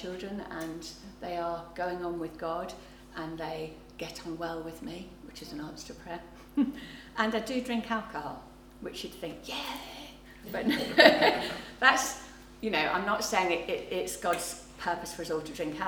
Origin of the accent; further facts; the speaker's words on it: England, United Kingdom; also born or lived in North London; I'm English